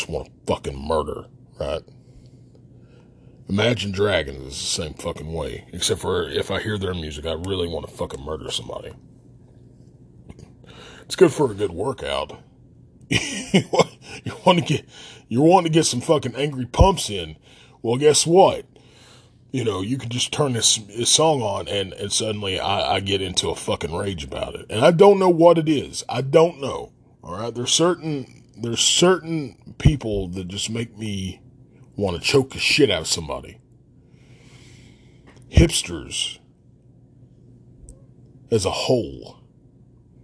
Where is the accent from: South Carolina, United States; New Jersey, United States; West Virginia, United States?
West Virginia, United States; Logan; And there was a problem with me being from Logan. Everything was fine until they heard my accent